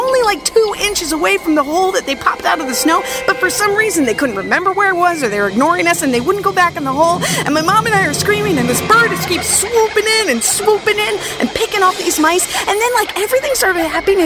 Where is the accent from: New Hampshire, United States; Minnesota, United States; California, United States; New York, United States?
Minnesota, United States; I grew up in Minnesota